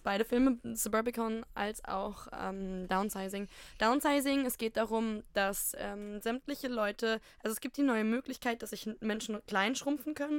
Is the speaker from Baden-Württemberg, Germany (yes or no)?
no; Ruhr area, North Rhine-Westphalia, Germany; bei uns im Pott